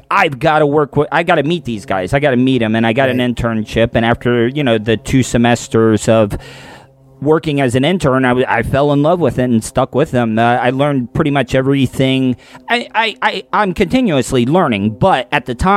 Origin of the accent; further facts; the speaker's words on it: DeLeon Springs, Florida, United States; also born or lived in Orlando, Florida / Tampa, Florida; I grew up in DeLeon Springs, Florida, which is right on the edge